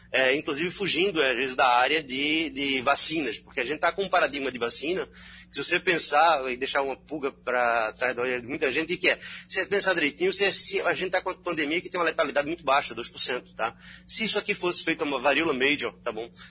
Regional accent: Belgium; now in Brazil; Eu sou belga também, então certo brasileiro e belga.

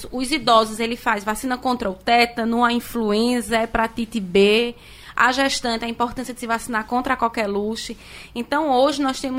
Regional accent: Garanhuns, Pernambuco, Brazil; eu sou de Garanhuns.

